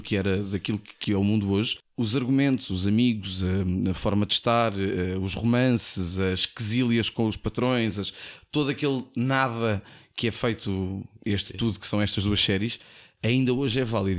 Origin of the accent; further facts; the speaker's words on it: Portugal; Nós em Portugal